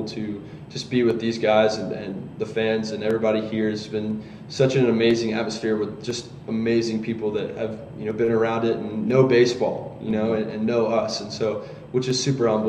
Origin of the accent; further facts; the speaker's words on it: Georgia, United States; I'm from Georgia, so I grew up, you know, going to Tech games